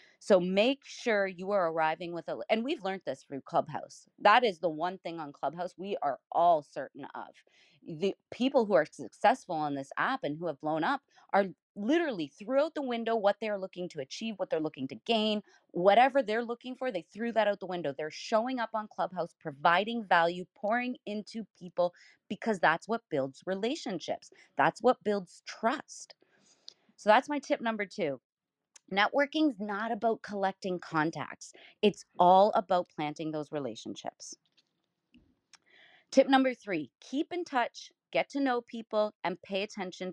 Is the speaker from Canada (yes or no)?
yes; Canada; also born or lived in southwestern Ontario; as a Canadian